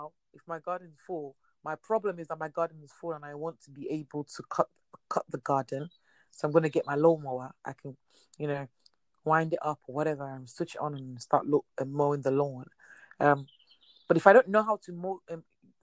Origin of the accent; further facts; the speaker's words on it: Nigeria; I'm Nigerian